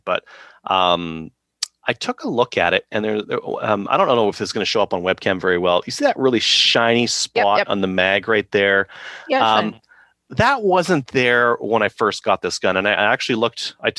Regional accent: Canada; he was dismissive of because I'm a Canadian.

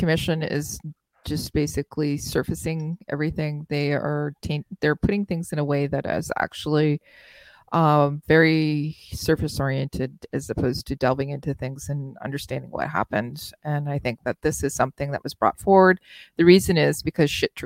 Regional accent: Nova Scotia, Canada; That's where my hometown is

